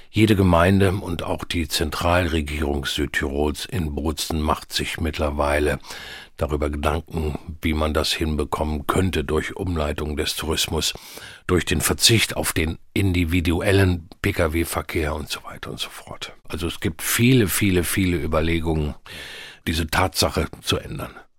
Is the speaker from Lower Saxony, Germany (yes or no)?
yes; Hanover, Lower Saxony, Germany; groß geworden in Hannover